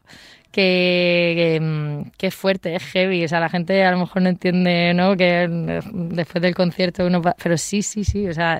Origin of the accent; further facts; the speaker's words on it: Region of Murcia, Spain; en mi tierra, en mi Murcia